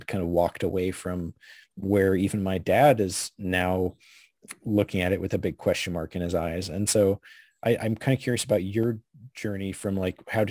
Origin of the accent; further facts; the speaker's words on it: Alaska, United States; I grew up in Alaska